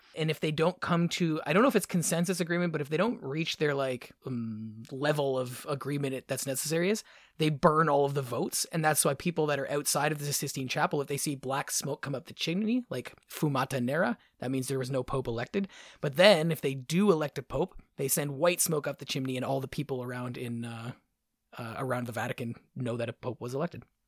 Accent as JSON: {"language": "English", "area": "near the Welland Canal", "region": "Ontario", "country": "Canada", "tie": "born or raised there", "said": "where I grew up near the Welland Canal, we always had a weir that went through the center of our town"}